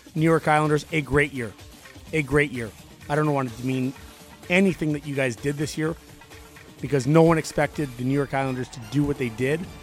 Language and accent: English; Canada; moved away as an adult; also born or lived in Buffalo; I'm from Canada, in Canada.